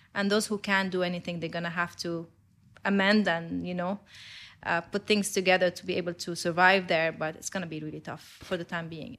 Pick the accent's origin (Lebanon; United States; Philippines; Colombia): Lebanon; I'm Lebanese. I grew up in Lebanon. I studied there